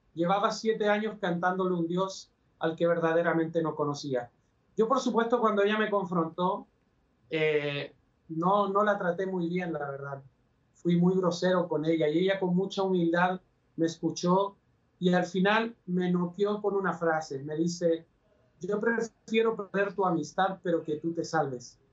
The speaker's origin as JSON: {"language": "Spanish", "region": "Valparaíso", "country": "Chile", "tie": "born or raised there", "also_born_or_lived": "Puebla, Mexico", "moved": "as an adult", "lives_now": "Guadalajara, Mexico", "said": "yo soy chileno, nací en Valparaíso, el puerto principal de mi país."}